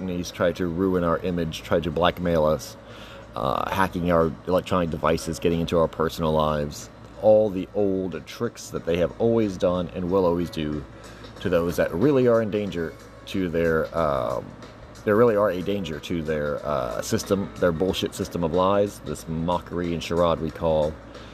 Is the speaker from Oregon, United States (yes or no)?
no; Texas, United States; I'm from Texas